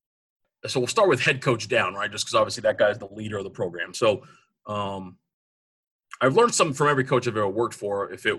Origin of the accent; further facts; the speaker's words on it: Norton, Massachusetts, United States; also born or lived in New Jersey; I'm from Norton, Massachusetts. I was born in New Jersey, moved around a lot. Dad was in the Army. Ended up going to high school at Norton High School.